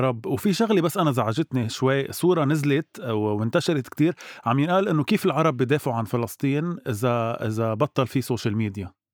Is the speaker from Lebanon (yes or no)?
yes; Lebanon; نحن كشعب لبناني وعربي بشكل عام